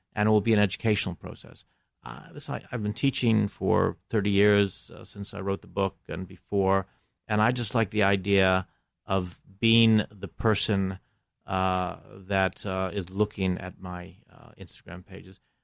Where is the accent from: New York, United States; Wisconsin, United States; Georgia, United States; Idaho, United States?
New York, United States; Buffalo; moved away as an adult; also born or lived in England / Greece; now in Los Angeles, United States; I grew up in Buffalo